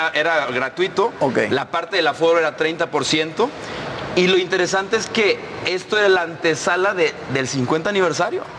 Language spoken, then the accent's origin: Spanish; Guanajuato, Mexico; yo crecí en Guanajuato capital